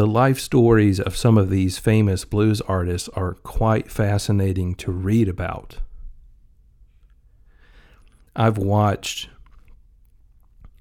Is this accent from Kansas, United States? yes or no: no; Mississippi, United States; Growing up in Mississippi, you're around blues music a decent amount in various public places.